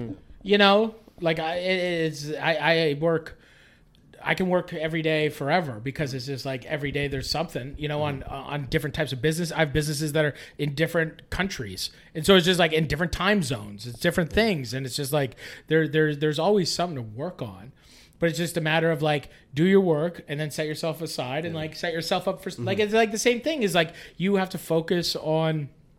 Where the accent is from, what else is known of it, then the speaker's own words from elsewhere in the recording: Poughkeepsie, New York, United States; I never wanted to move back to my hometown. You know, it was just like one of those things where I was just like, why? Like, I need to be in Toronto.